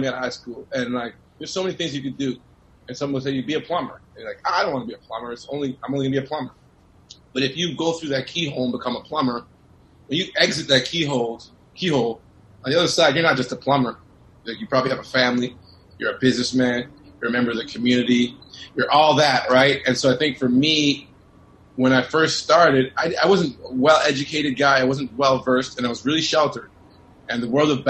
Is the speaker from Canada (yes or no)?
yes; Toronto, Ontario, Canada; coming from, you know, downtown Toronto